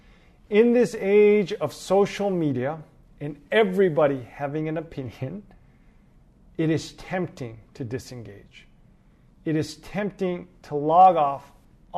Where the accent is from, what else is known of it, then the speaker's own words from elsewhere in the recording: Los Angeles, California, United States; moved away as an adult; now in New York, United States; I am originally from Los Angeles, California. I moved to New York about 8 years ago to pursue ministry